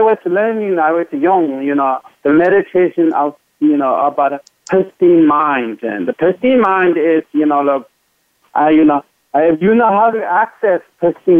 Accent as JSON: {"language": "English", "region": "Tibet", "country": "China", "tie": "born or raised there", "moved": "yes", "said": "growing up in Tibet"}